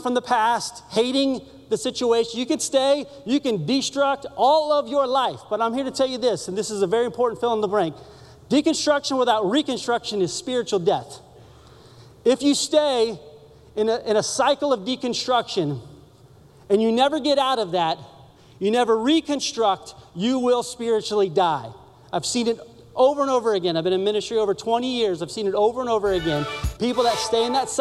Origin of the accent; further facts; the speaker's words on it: Sanford, Florida, United States; I grew up in Orlando, north of Orlando, in a little town called Sanford